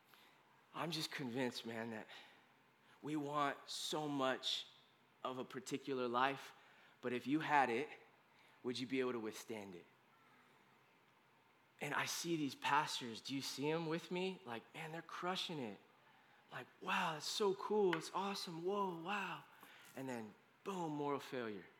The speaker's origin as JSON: {"language": "English", "country": "United States", "said": "as an American"}